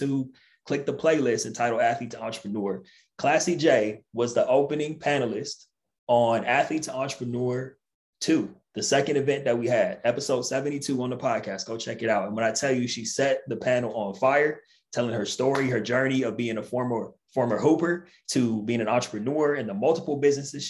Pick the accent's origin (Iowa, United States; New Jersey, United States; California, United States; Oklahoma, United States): California, United States; Southern; I'm a Southern California boy